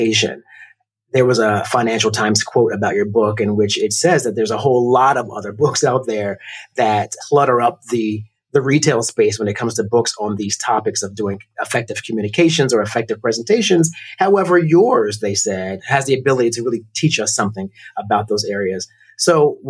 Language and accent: English; United States; as an American